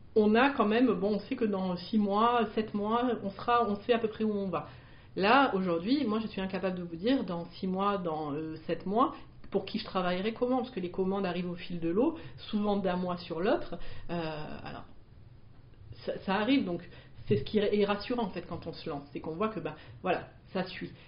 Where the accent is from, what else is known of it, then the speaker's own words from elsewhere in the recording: Marseille, Provence-Alpes-Côte d'Azur, France; je suis marseillaise